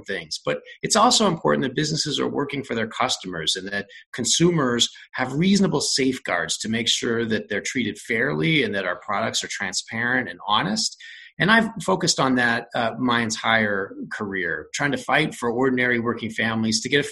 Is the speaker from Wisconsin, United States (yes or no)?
no; West Valley City, Utah, United States; I grew up in West Valley City